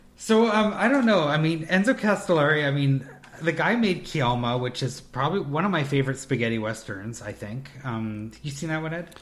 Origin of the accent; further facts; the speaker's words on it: Canada; we're Canadian